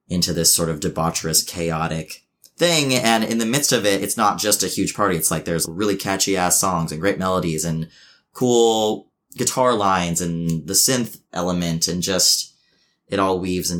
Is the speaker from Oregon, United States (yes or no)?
yes; Medford, Oregon, United States; moved away; I grew up in a small town that's pretty out there. Like, you know, I'm from Southern Oregon, from Medford, Oregon